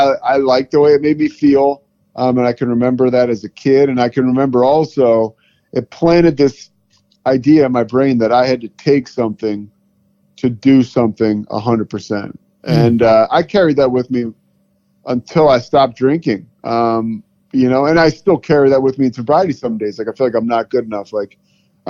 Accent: outside of Philadelphia, Pennsylvania, United States; moved away as an adult; also born or lived in Colorado / Charlotte; now in Waco, United States; I grew up outside of Philadelphia

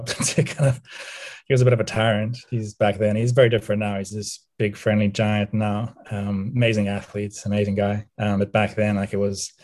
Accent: Cape Town, Western Cape, South Africa; moved away; also born or lived in United States; I grew up in Cape Town, South Africa, in 1982, and obviously the first 10 years of my life

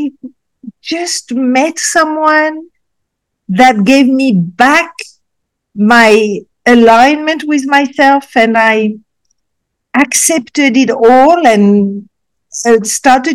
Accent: Casablanca, Casablanca-Settat, Morocco; also born or lived in Africa; after that, I moved to Casablanca, Morocco

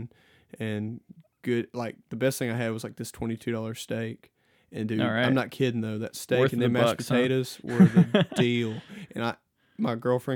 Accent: Decatur, Alabama, United States; now in Coleman, United States; I'm actually currently living in Coleman now, but I mean, I'm from Decatur

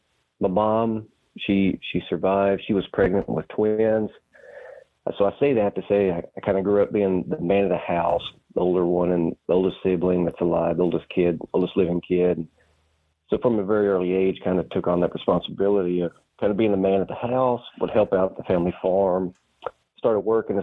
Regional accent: Arkansas Delta, United States; I'm an Arkansas native, born and raised in Arkansas. I grew up in the Arkansas Delta. That's the eastern part of the state that runs the Mississippi River. I was born and raised on a family farm. We grew rice and soybeans.

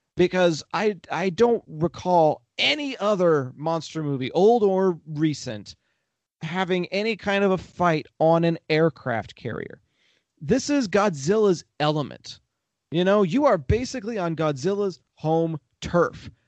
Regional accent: Texas, United States; I'm from Texas

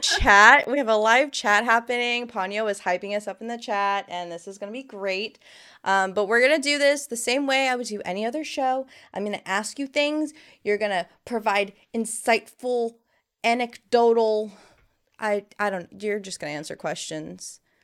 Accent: Miami, Florida, United States; moved away; I'm originally from Miami, which is a really big melting pot of melting pots, and Now I live in a more country setting

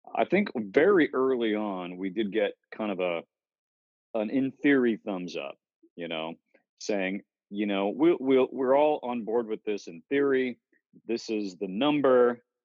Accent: Cape Cod, Massachusetts, United States; we grew up on Cape Cod, Massachusetts

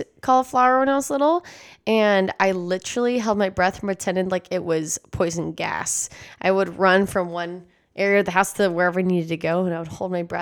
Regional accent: San Antonio, Texas, United States; I grew up in San Antonio, Texas, and therefore I was raised with Tex-Mex and McDonald's

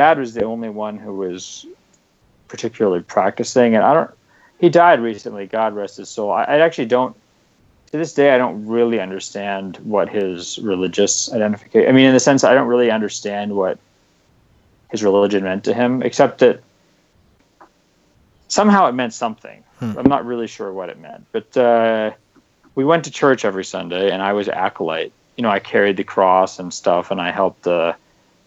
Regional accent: Chevy Chase, Maryland, United States; I'm from a suburb called Chevy Chase, which is... Yeah, it's pretty much a really wealthy white suburb of a city that's really horribly racially divided.

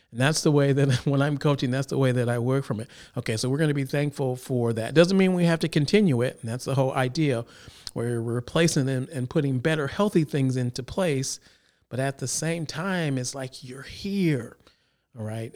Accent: Chicago, Illinois, United States; now in Sacramento, United States; originally I'm from Illinois, Chicago area

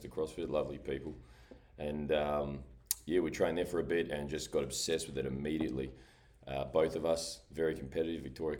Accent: New Zealand; moved away; I was always obsessed with being a Kiwi, being Māori.

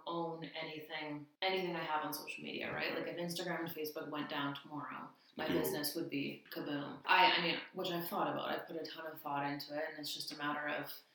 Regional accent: Ontario, Canada; moved away as an adult; also born or lived in Victoria, BC; now in Abbotsford, Canada; I grew up in Ontario.

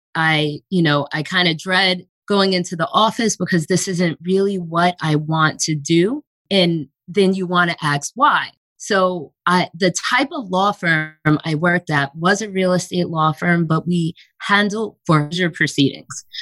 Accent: Long Island, New York, United States; I grew up in New York on Long Island

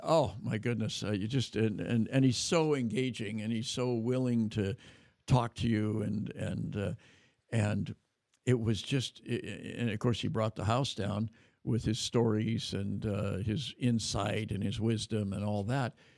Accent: California, United States; California to my hometown

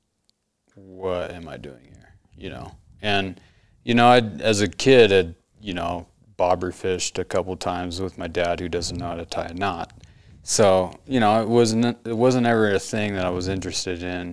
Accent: Portland, Oregon, United States; also born or lived in North Carolina / Montana; now in New Mexico, United States; I grew up in Portland, Oregon, but I've lived all over North Carolina, Montana

